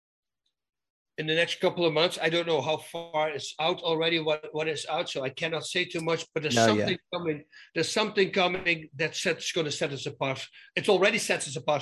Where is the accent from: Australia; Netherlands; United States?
Netherlands; moved away; I'm a guy from Holland.